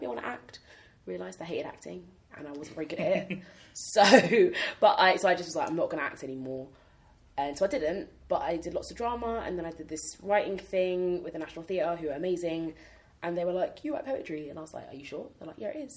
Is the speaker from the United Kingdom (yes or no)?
yes; London, United Kingdom; also born or lived in Hackney Wick, London / Camden, London; all the girls I grew up with in South London